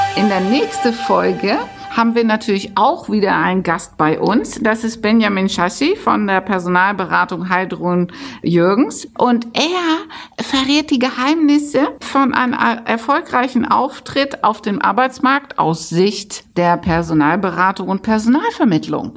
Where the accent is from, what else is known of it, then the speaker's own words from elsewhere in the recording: Netherlands; ich bin ja Holländer